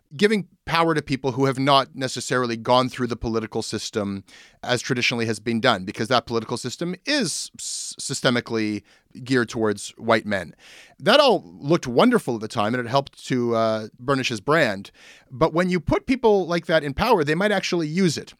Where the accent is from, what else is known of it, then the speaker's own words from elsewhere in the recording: Canada; being Canadian